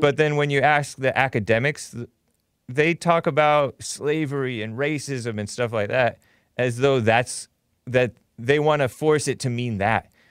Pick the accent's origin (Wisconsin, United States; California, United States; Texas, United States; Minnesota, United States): California, United States; Southern; I'm from Southern California